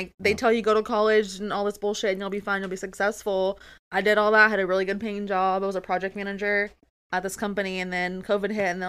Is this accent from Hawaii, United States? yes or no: yes; Honolulu, Hawaii, United States; I'm from here. I grew up here